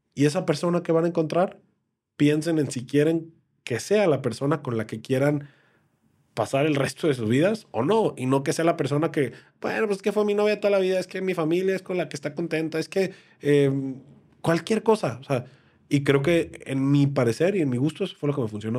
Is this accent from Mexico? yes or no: yes; Mexico